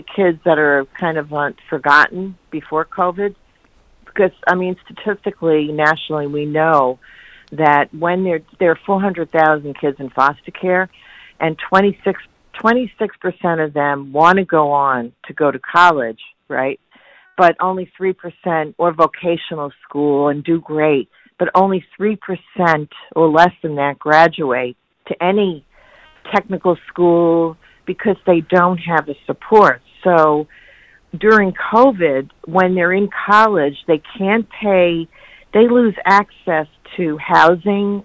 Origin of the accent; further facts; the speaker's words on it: New York, United States; I'm from New York